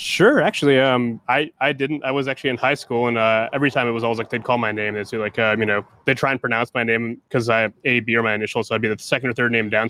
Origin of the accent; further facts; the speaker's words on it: Columbus, Ohio, United States; when I grew up in Columbus